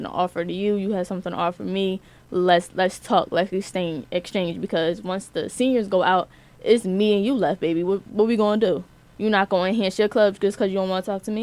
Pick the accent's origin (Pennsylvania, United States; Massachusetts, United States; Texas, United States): Pennsylvania, United States; Philadelphia; moved away; I'm from Philly